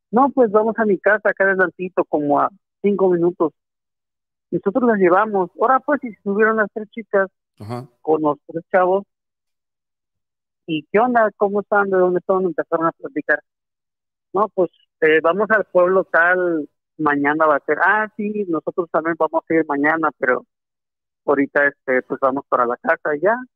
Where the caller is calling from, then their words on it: Acapulco, Guerrero, Mexico; Este, … … de Acapulco.